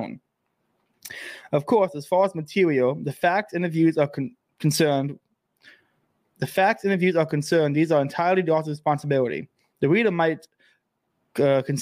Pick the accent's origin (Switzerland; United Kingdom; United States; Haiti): United States; As an American who's never left America.